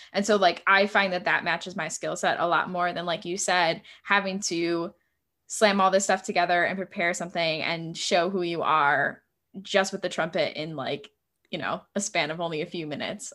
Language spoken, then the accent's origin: English; New York, United States; moved away; also born or lived in Ohio; I'm originally from New York State